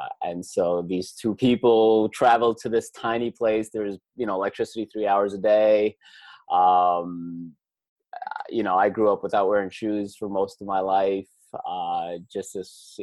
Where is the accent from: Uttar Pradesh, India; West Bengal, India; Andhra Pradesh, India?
Uttar Pradesh, India; Vrindavan; moved away; I was born and raised in India in a small village about 3 hours outside of Delhi. And the village's name is called Vrindavan